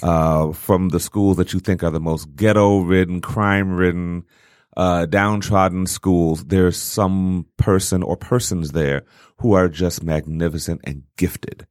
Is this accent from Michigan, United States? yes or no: yes; Detroit, Michigan, United States